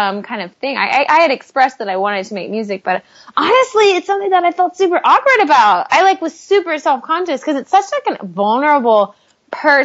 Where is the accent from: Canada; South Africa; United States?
United States; Tyler, Texas; our hometown of Tyler, Texas